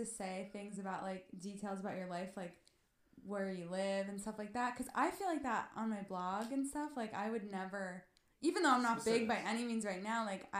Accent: New Jersey, United States

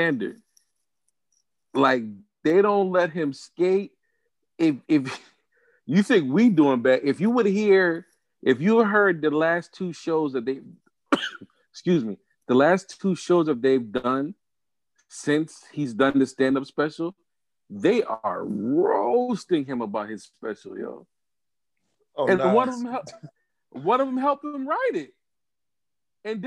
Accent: Jamaica; as a Jamaican

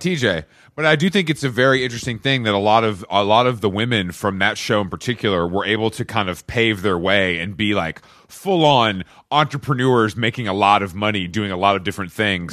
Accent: Atlanta, Georgia, United States; moved away as an adult; also born or lived in New York; now in Los Angeles, United States; I'm from Atlanta. I'm from the South

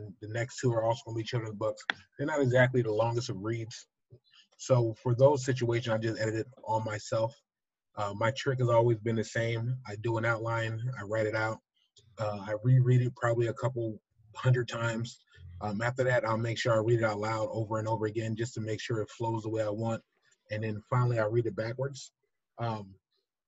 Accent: New Jersey, United States; I'm from South Jersey.

